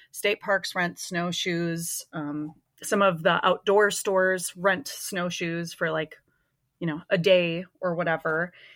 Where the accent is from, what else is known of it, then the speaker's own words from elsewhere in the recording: Minnesota, United States; I grew up in Minnesota, um, been here most of my life